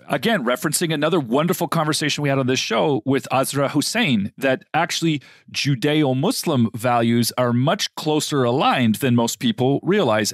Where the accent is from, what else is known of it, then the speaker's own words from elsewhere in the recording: United States; also born or lived in Middle East; being an American